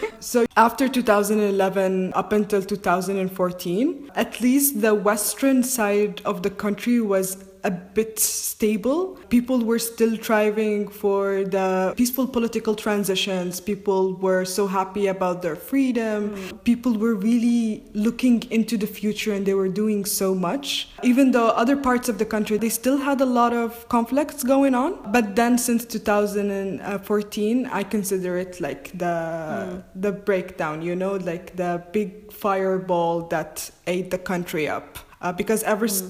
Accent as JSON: {"language": "English", "country": "Libya", "said": "I'm from Libya"}